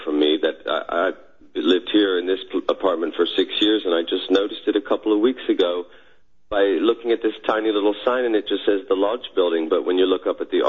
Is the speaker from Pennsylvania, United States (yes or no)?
yes; Philadelphia, Pennsylvania, United States; moved away as an adult; now in The Hague, Netherlands; I live in The Hague, and I'm from Philadelphia originally. I moved over here in 1996.